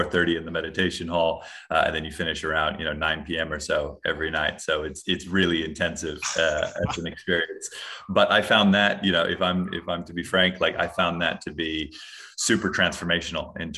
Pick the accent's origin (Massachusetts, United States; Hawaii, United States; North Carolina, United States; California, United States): Hawaii, United States; I'm originally from Hawaii, grew up there